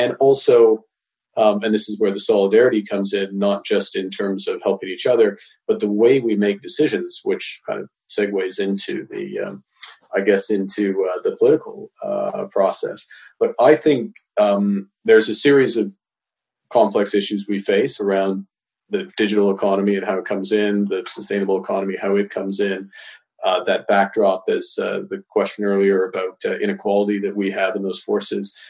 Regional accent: Edmonton, Alberta, Canada; growing up in Edmonton

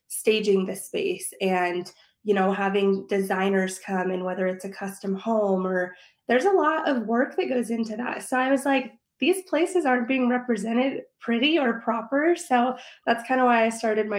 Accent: Prescott, Arizona, United States; I live in Prescott, Arizona

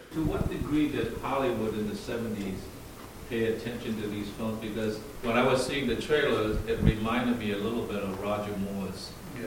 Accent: Mumbai, Maharashtra, India; moved away; I grew up in Bombay during the 70s.

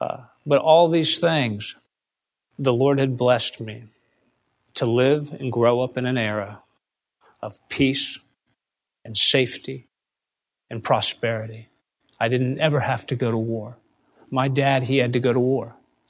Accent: United States; I have such fond memories growing up in America.

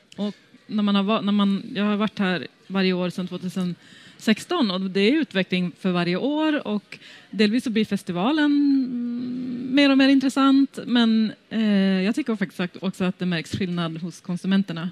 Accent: Västerbotten County, Sweden; moved away; also born or lived in London; ursprungligen så kommer jag från Västerbotten

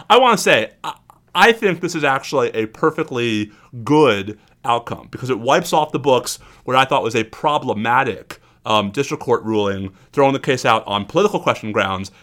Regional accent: New York, United States; moved away; the New Yorker in me

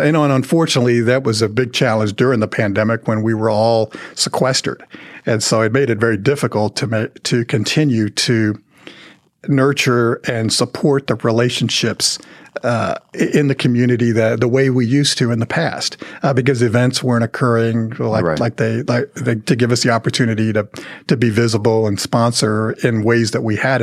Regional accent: Dallas–Fort Worth Metroplex, Texas, United States; growing up in the Metroplex

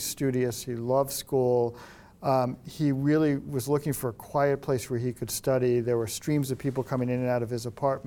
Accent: New York, United States; moved away; I'm from New York originally.

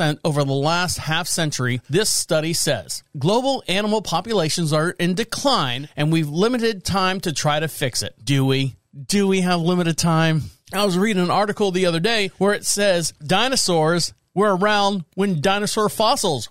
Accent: Orlando, Florida, United States; moved away as an adult; now in North Carolina, United States; I'm from Florida, born and raised in Orlando

